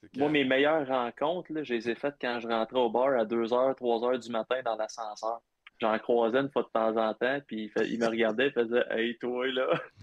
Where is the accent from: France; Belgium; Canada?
Canada; Abitibi, Quebec; also born or lived in Ottawa; moi, je viens de l'Abitibi